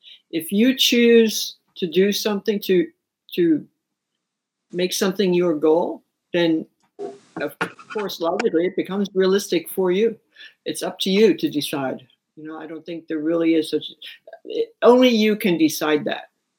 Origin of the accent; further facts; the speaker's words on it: New York City, New York, United States; moved away; also born or lived in Japan / West Sacramento; I grew up in New York City.